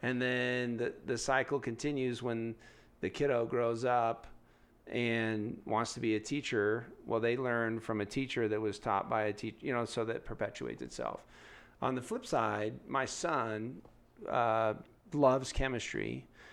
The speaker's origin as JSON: {"language": "English", "town": "San Diego", "region": "California", "country": "United States", "moved": "yes", "lives_now": "Denver, United States", "said": "I'm from San Diego"}